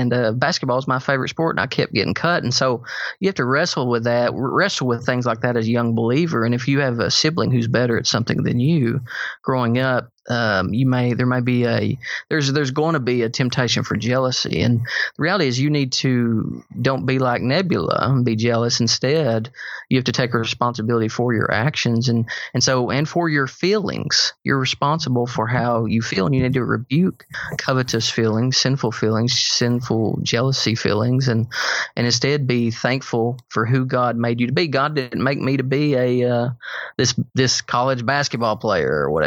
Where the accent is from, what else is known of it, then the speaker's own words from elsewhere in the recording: Sparta, Tennessee, United States; Jeff and I grew up in Sparta, Tennessee, so we're in a small hometown